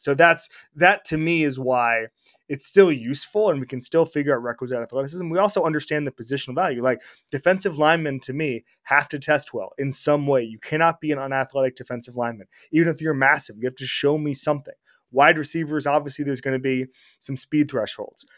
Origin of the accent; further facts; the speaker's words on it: Orlando, Florida, United States; moved away; my hometown of Orlando, Florida